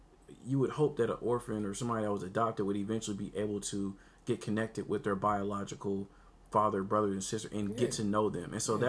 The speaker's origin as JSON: {"language": "English", "country": "Puerto Rico", "said": "I'm from, you know, Afro-Latina. I'm from, you know, I speak whatever. I speak Spanish. I'm from Puerto Rico."}